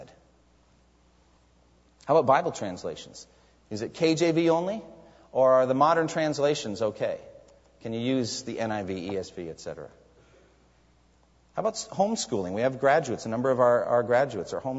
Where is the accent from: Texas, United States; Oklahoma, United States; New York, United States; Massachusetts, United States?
Massachusetts, United States; I'm from Massachusetts